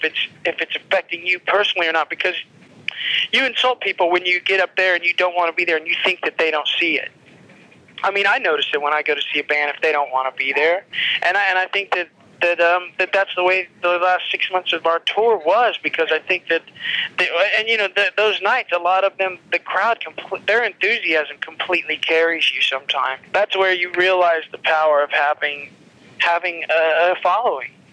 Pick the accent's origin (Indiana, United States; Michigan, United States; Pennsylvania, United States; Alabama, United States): Indiana, United States; Lafayette; moved away as an adult; also born or lived in Chicago; I grew up in Lafayette